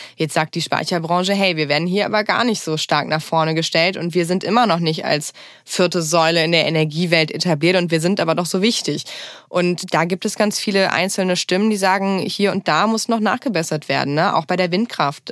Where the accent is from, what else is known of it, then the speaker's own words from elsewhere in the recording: Bad Neuenahr-Ahrweiler, Rhineland-Palatinate, Germany; moved away as an adult; Ich komme äh, aus Bad Neuner-Ahrweiler. Das ist eine der größeren Städte, nicht die größte Stadt ähm, im Ahrtal. Liegt auch direkt an der Ahr und da bin ich aufgewachsen